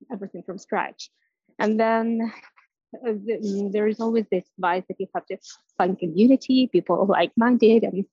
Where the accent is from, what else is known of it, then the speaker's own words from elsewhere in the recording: Ukraine; English is a second language; moved away as an adult; also born or lived in Västernorrland, Sweden; now in Sweden; I moved to Sweden from Ukraine, and I'm currently speaking English